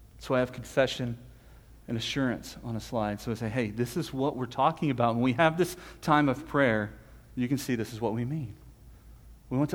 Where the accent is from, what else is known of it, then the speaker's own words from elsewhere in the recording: Texas, United States; we're Texan